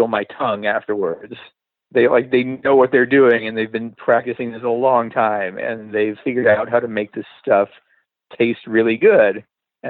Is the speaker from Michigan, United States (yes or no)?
yes; Michigan, United States; moved away as an adult; now in Los Angeles, United States; the stereotypical white people food that I grew up with in the Midwest